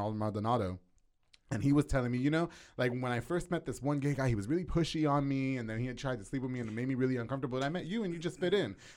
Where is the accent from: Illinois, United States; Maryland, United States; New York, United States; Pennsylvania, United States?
New York, United States; Long Island; also born or lived in Hialeah, Florida; now in Lorena, United States; I'm from Long Island, New York